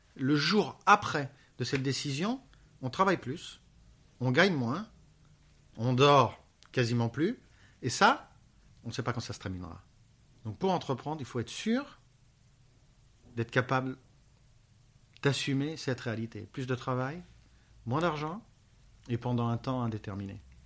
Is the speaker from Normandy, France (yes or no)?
no; Paris, Île-de-France, France; now in Barcelona, Spain; je suis parisien